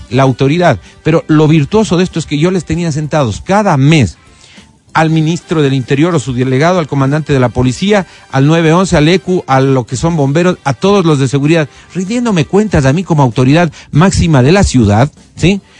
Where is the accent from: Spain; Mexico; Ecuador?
Ecuador; Quito, Pichincha; Aquí en Quito, por supuesto.